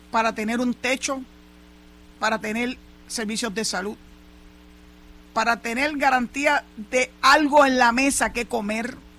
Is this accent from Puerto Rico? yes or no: yes; Puerto Rico